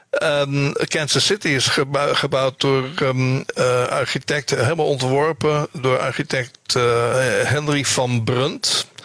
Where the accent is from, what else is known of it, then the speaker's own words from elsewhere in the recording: Soest, Utrecht, Netherlands; moved away as an adult; also born or lived in Amsterdam / Bunschoten-Spakenburg; now in United States; weg uit Amsterdam, waar ik ben geboren, opgegroeid in Soest. En ik heb eh, eh, twintig jaar gewoond in Bunschoten, Spakenburg.